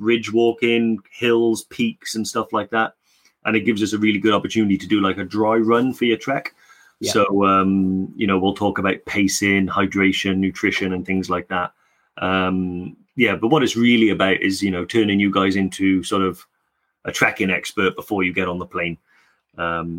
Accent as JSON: {"language": "English", "area": "Welsh", "region": "Wales", "country": "United Kingdom", "said": "being Welsh"}